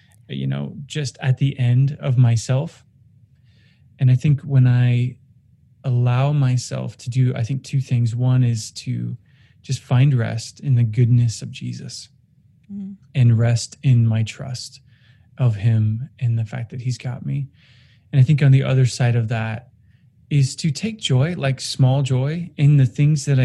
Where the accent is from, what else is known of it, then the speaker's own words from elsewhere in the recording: Oregon, United States; moved away; I grew up in Oregon, and just yesterday I got word that the house I grew up in, the forest I grew up in, is gone